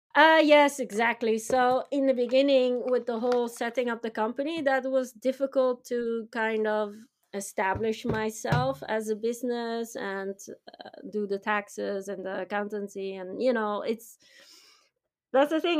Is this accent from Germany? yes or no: no; Netherlands; moved away as an adult; now in Tokyo, Japan; we tend to be more risk takers, you know, the V O C mentality